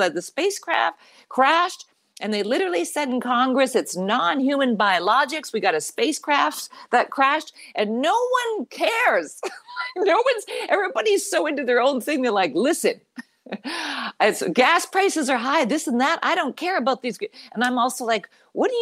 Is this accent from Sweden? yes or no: no; Canada; now in United States; I am a Canadian citizen